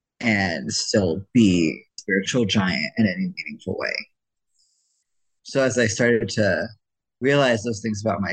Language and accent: English; Ohio, United States; moved away as an adult; also born or lived in Idaho; I grew up Mormon, and I grew up in Ohio